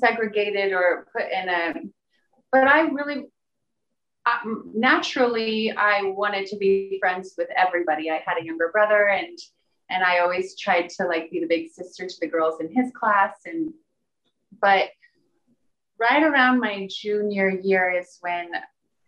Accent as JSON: {"language": "English", "town": "Hamburg", "region": "Iowa", "country": "United States", "tie": "born or raised there", "also_born_or_lived": "New York", "moved": "yes", "said": "My hometown is Hamburg, Iowa."}